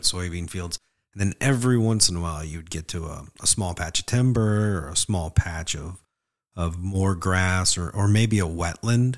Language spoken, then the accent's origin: English; Northwest Indiana, United States; Where I grew up in Northwest Indiana